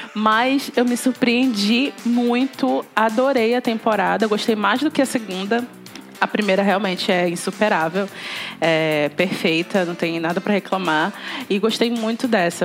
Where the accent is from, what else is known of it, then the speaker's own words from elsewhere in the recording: Belém, Pará, Brazil; sou de Belém do Pará